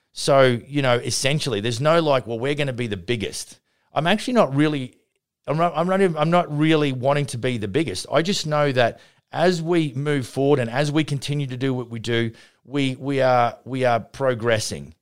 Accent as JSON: {"language": "English", "town": "Vernon", "region": "British Columbia", "country": "Canada", "tie": "born or raised there", "said": "my hometown here at Vernon"}